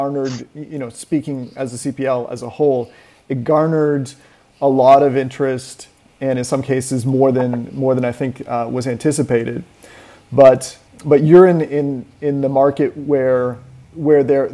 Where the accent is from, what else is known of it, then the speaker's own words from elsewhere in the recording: Toronto, Ontario, Canada; moved away; I'm originally from Toronto myself